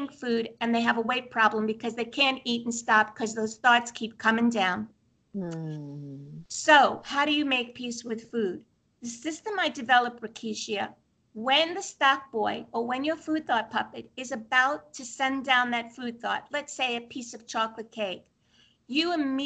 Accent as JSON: {"language": "English", "town": "Brooklyn", "region": "New York", "country": "United States", "moved": "yes", "said": "I'm from Brooklyn originally"}